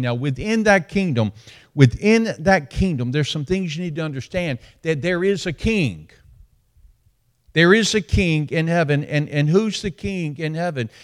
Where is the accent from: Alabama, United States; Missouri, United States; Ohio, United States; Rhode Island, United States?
Alabama, United States; also born or lived in Dothan, Alabama; now in Birmingham, United States; I'm from Alabama